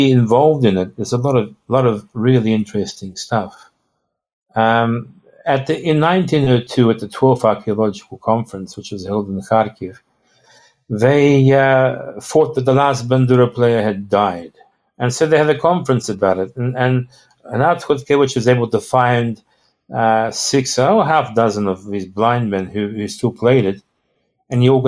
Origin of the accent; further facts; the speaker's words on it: Australia; and, I'm telling him I'm from Australia.